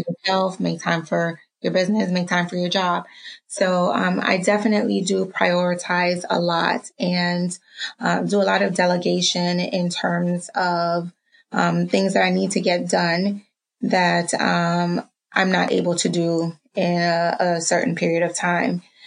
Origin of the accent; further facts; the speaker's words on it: New York City, New York, United States; also born or lived in Dominica; now in Harrisburg, United States; I was born in Dominica and raised in Harlem